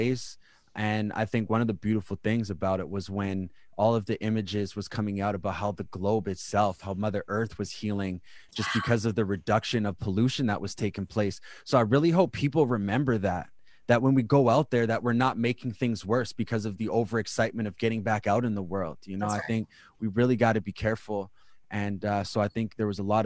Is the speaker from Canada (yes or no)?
yes; Winnipeg, Manitoba, Canada; also born or lived in Ocean Man First Nation; now in Ottawa, Canada; I'm from Winnipeg